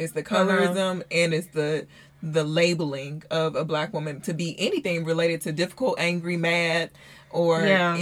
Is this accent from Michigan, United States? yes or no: yes; Michigan, United States; now in Texas, United States; growing up in Michigan